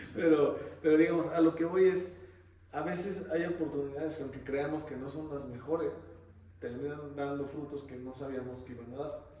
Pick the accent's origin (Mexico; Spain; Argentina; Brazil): Mexico; Xalapa, Veracruz; yo soy de Jalapa